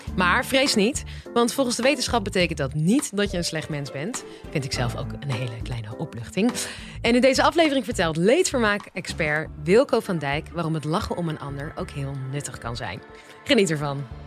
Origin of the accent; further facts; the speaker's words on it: Netherlands; wij wel als Nederlanders